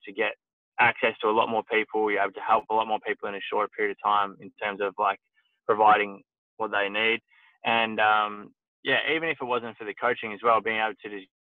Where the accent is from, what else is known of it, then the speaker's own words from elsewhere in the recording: Horsham, Victoria, Australia; I grew up in Horsham, Victoria